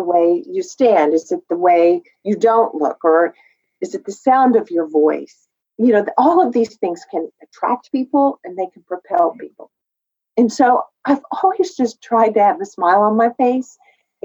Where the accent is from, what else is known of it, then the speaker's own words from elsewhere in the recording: West Texas, United States; growing up in West Texas